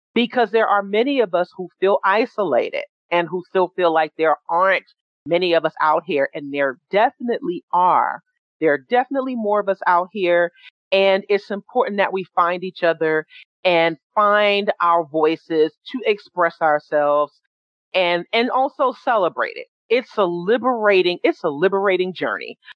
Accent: New York City, New York, United States; I was born and raised in New York City uh, from Jamaica, Queens

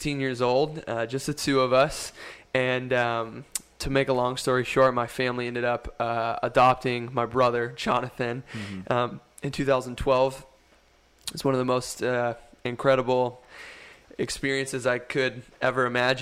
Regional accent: Louisville, Kentucky, United States; moved away as an adult; now in Portland, United States; I was born and raised in Louisville, first 18 years of my life

